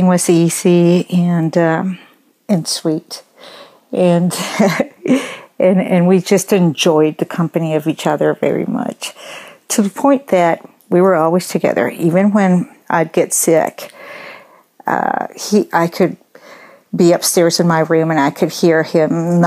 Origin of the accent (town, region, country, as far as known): Colombia; born or raised there; moved away